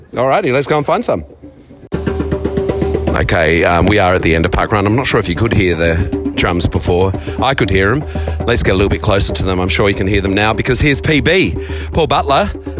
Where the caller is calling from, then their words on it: Mount Barker, South Australia, Australia; I am checking in from South Australia for my home parkrun, which I haven't done for a while, here at Mount Barker.